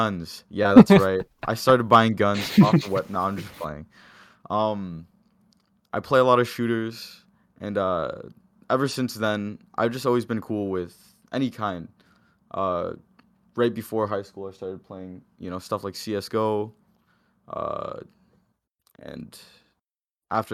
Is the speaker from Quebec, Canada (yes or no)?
no; Windsor, Ontario, Canada; I grew up in Windsor alongside a lot of people here.